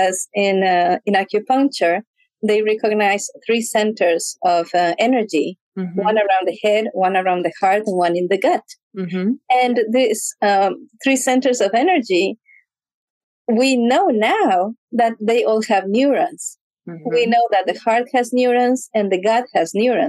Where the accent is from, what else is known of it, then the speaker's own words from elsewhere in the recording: Ecuador; moved away; I grew up in Ecuador